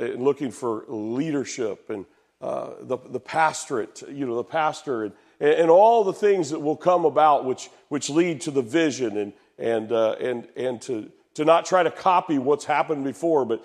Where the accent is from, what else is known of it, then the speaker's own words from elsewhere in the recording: Marion, Indiana, United States; moved away as an adult; Mississinewa River in Marion, Indiana, I grew up